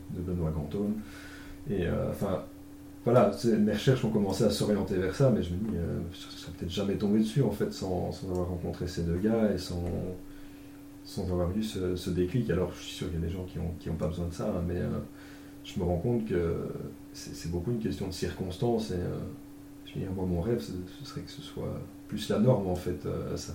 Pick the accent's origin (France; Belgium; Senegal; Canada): Belgium; accent: Belgian; pour ceux qui n'auraient pas encore chopé à l'accent, je suis belge